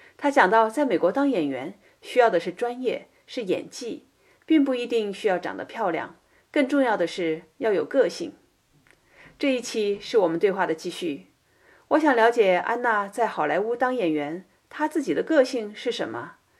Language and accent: Chinese; China; now in United States; 我们从大陆来的人